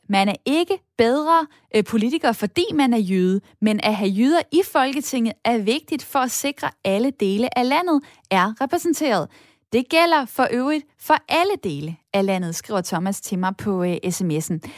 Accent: Esbjerg, Southern Denmark, Denmark; moved away; also born or lived in Odense; Fordi jeg er fra Esbjerg

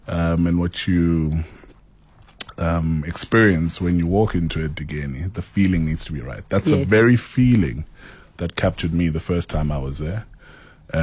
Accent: Alice, Eastern Cape, South Africa; moved away; I have the fondest memories growing up in Ellis.

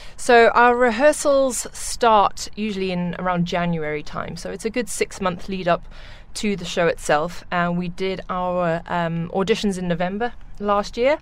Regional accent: South Africa; moved away as an adult; now in Dubai, United Arab Emirates; I grew up in South Africa, where I trained in musical theatre, classical ballet, uh, modern, and tap

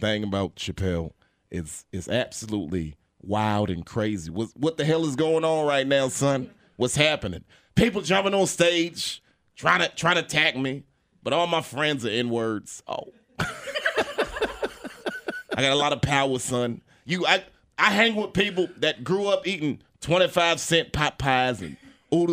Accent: Chesapeake, Virginia, United States; I grew up in Chesapeake, Virginia

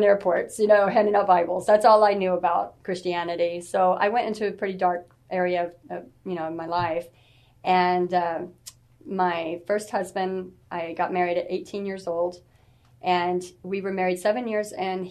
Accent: San Antonio, Texas, United States; I am from San Antonio. I'm basically born and raised here.

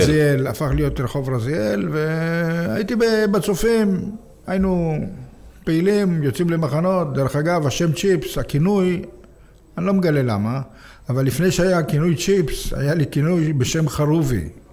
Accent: Jaffa, Tel Aviv District, Israel; נולדתי ביפו, לא. הוריי הגיעו מרומניה, הם נכנסו לאיזה בית וגרנו שם

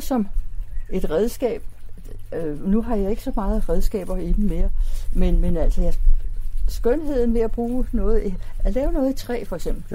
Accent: Copenhagen, Capital Region of Denmark, Denmark; fra dengang, jeg var lille. Der boede vi i dels i Delfingade, tre forskellige steder

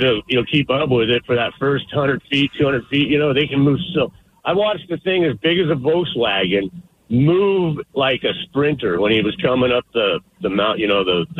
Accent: Alaska, United States; I grew up in Alaska

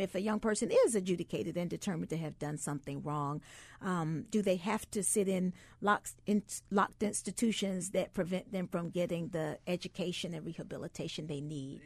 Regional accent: the South, United States; I grew up in the South

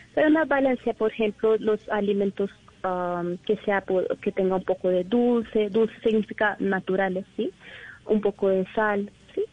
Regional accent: India; Spanish is a second language; moved away as an adult; now in Colombia; yo soy de India

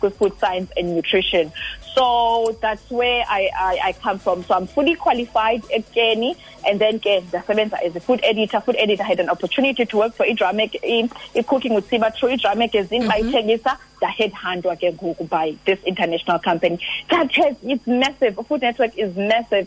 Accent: Mdantsane, Eastern Cape, South Africa; ndingwasemdantsane born and bred emdantsane

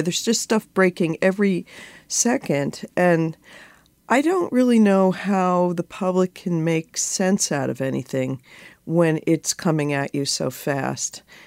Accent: New York, United States; moved away as an adult; now in Washington, D.C., United States; I think of myself as a New Yorker

